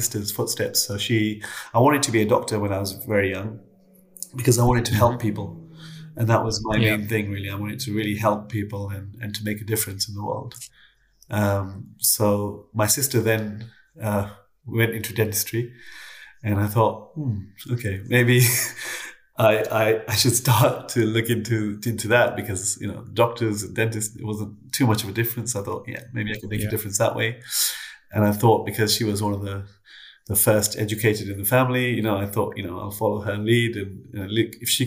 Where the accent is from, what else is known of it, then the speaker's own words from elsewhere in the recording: London, United Kingdom; also born or lived in Canada; I was born in Canada, and my parents moved to London when I was quite young